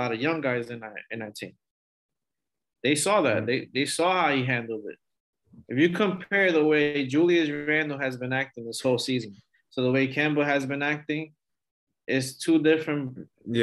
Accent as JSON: {"language": "English", "region": "New York", "country": "United States", "moved": "yes", "said": "I'm originally from New York"}